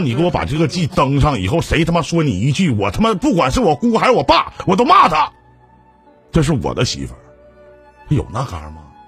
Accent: Shenyang, Liaoning, China; 辽宁人我沈阳的

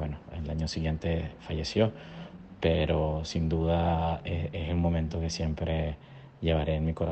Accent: Puerto Ordaz, Bolívar, Venezuela; nací en Puerto Ordaz, vengo del sur del país

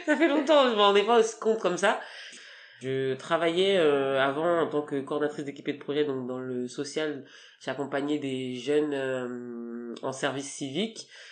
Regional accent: France; first language French; moi, je suis né en France, donc euh, j'ai quand même les, la double culture.

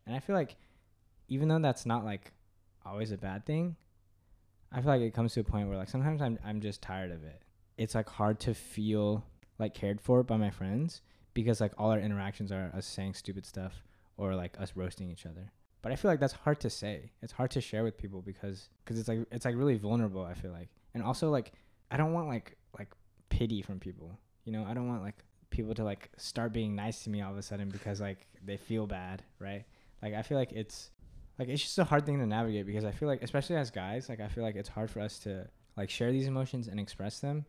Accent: Katy, Texas, United States; I'm from Katy, Texas

